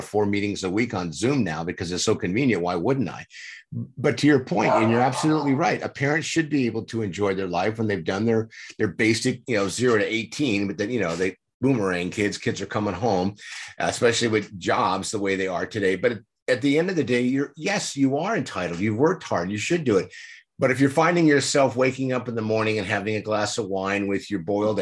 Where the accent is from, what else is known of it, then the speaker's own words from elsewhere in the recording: San Diego, California, United States; I grew up in San Diego. I'm a native here.